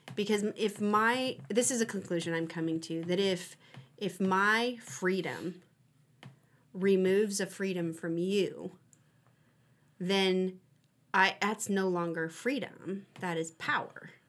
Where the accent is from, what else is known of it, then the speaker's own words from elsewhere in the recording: United States; here in America, I I, I have an understanding as an American